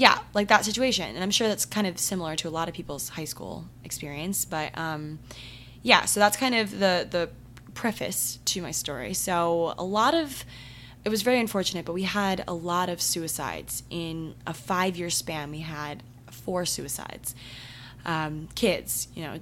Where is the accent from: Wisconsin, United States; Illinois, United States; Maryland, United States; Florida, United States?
Maryland, United States; my town, my hometown in Maryland